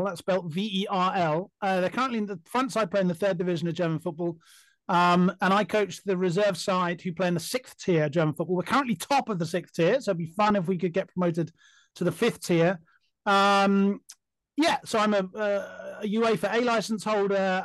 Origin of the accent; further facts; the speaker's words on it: England, United Kingdom; as an Englishman